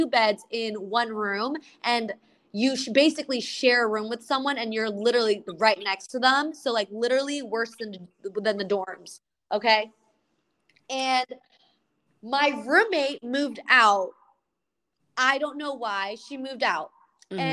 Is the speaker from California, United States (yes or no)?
yes; California, United States; moved away; we grew up in California